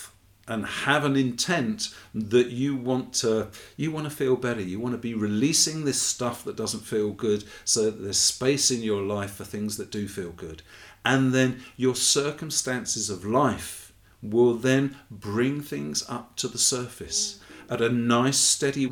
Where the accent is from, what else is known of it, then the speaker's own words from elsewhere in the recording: England, United Kingdom; my lovely wife, Debbie, who is Brazilian and I'm English